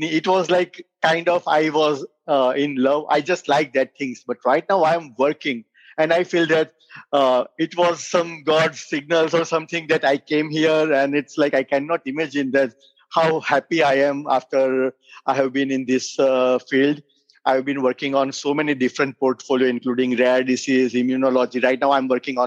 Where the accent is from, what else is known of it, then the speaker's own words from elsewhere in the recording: India; moved away as an adult; now in United States; I am a physician from India